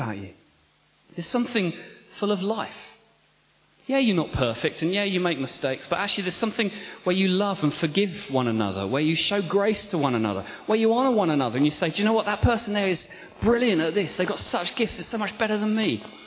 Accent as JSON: {"language": "English", "area": "Kent", "region": "South East England", "country": "United Kingdom", "tie": "born or raised there", "moved": "yes", "said": "I grew up in Kent"}